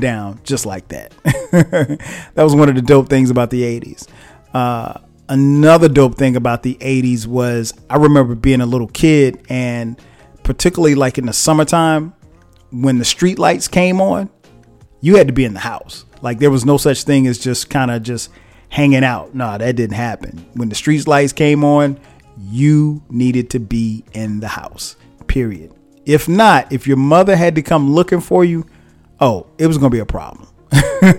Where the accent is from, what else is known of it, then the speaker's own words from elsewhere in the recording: Florence, South Carolina, United States; also born or lived in New Jersey; I grew up in a small town, a place called Florence, South Carolina